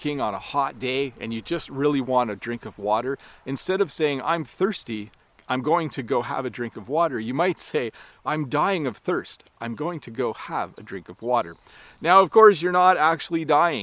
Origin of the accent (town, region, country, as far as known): Canada